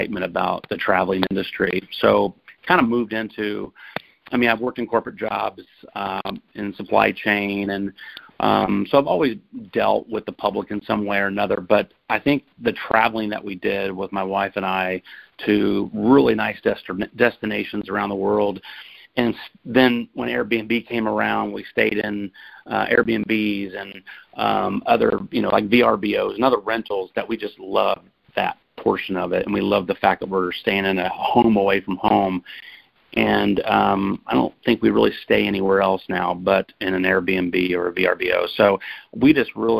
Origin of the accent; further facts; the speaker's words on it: Indianapolis, Indiana, United States; I grew up on the north side there in Indianapolis